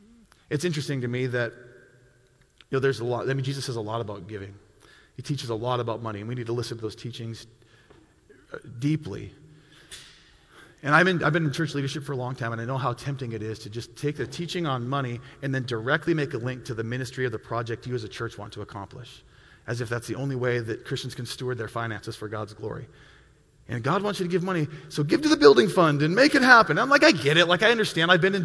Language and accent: English; Milwaukee, Wisconsin, United States; I came from Milwaukee, Wisconsin, and in Milwaukee, it's a large city